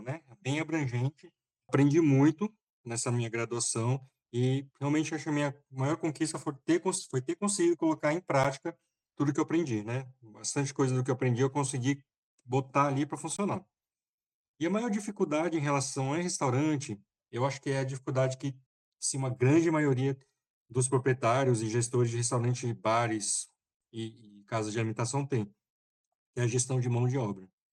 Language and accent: Portuguese; Brazil; also born or lived in São Paulo / Taiwan; now in Fortaleza, Brazil; eu sou brasileiro